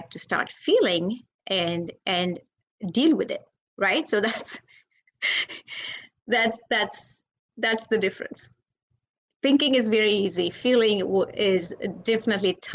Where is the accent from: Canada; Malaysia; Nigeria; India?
India; I'm from India